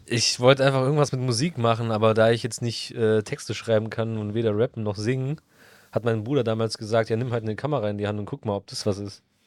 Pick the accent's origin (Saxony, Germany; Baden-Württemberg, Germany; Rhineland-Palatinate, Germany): Baden-Württemberg, Germany; Stuttgart; ich komme ja offensichtlich aus Stuttgart